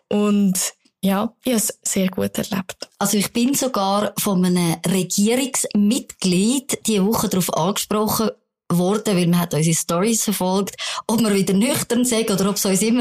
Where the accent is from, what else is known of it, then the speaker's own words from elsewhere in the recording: Bern, Switzerland; now in Zürich, Switzerland; gib dir Asyl als Berner Migrantin in Zürich